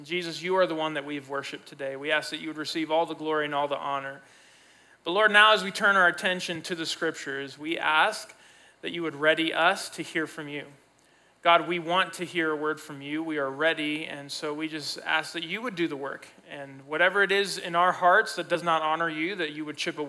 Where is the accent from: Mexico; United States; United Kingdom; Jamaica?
Mexico; Mexico City; I grew up as a missionary kid. I grew up in Mexico City, Mexico, so I'm bilingual and bicultural. My mom's Mexican, my dad's American.